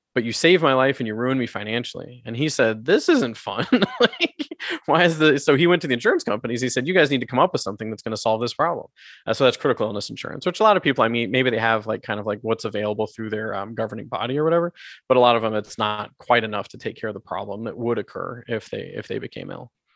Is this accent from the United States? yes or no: yes; United States; also born or lived in South America; now in Canada; I was born in the States, I grew up in the, I grew up there